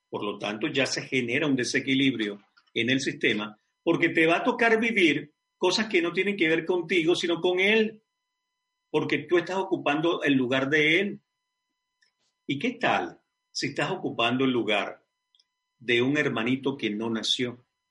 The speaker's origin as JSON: {"language": "Spanish", "town": "Caracas", "region": "Capital District", "country": "Venezuela", "tie": "born or raised there", "moved": "yes", "said": "Caracas, Venezuela, mi ciudad natal, mi país"}